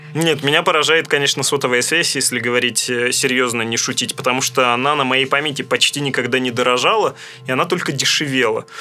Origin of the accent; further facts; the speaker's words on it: Russia; moved away; в моем родном городе, это небольшой райцентр, расположенный на берегу великой русской реки Камы